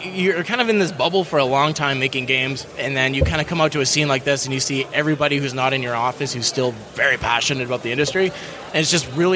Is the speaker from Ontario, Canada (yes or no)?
yes; Thunder Bay, Ontario, Canada; moved away as an adult; now in Copenhagen, Denmark; I'm from Thunder Bay, Ontario. It's in Canada